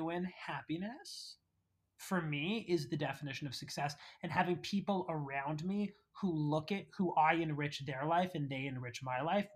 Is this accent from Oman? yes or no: no; Canada; now in New York City, United States; we're Canadian